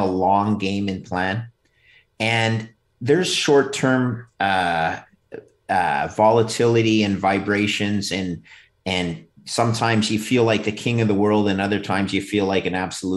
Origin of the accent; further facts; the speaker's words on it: Quebec, Canada; I'm from Quebec